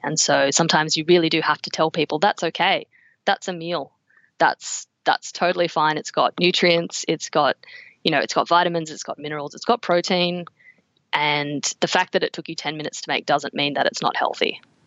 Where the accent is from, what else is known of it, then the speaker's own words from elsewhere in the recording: Canberra, Australian Capital Territory, Australia; I grew up in Canberra.